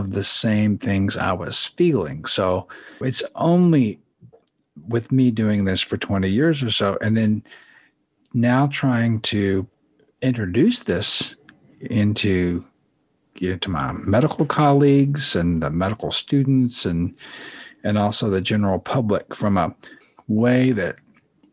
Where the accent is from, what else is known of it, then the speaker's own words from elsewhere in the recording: United States; I'm an American kid